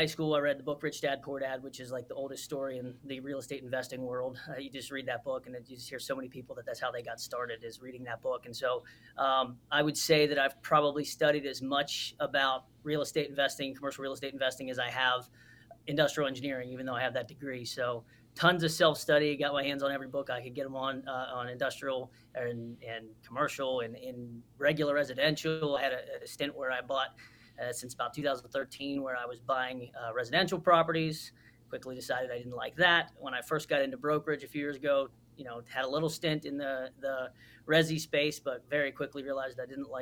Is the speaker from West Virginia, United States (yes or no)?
yes; Moundsville, West Virginia, United States; moved away as an adult; now in North Carolina, United States; So I'm from West Virginia, from Wheeling, West Virginia area, a little town called Moundsville is where I grew up.